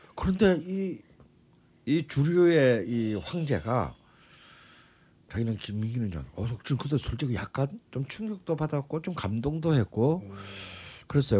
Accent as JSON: {"language": "Korean", "region": "South Gyeongsang", "country": "South Korea", "tie": "born or raised there", "said": "그리고 같은 또 경남 출신이야."}